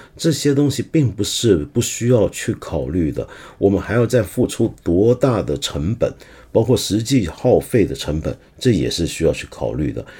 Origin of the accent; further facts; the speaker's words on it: Hong Kong; first language Cantonese; Chinese is a second language; also born or lived in Guangdong; 我作为一个香港人，作为一个广东人啊，那么母语是粤语